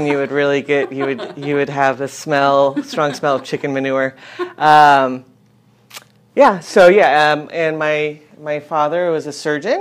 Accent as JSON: {"language": "English", "town": "San Diego", "region": "California", "country": "United States", "tie": "born or raised there", "also_born_or_lived": "Midwest / New Orleans", "said": "I grew up here in Southern California in East County. I was born in the Midwest. My family moved out here when I was a baby in the early 70s"}